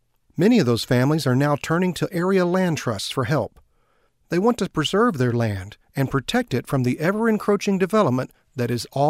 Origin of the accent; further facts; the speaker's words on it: Central Texas, United States; I grew up in Central Texas and spent my summers and every big holiday at my grandparents' 114-acre farm just outside of Clifton, Texas.